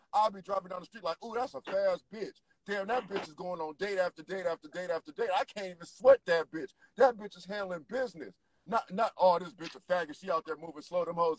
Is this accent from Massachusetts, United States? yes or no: no; Memphis, Tennessee, United States; Everybody from Memphis. I'm from Memphis, South Memphis.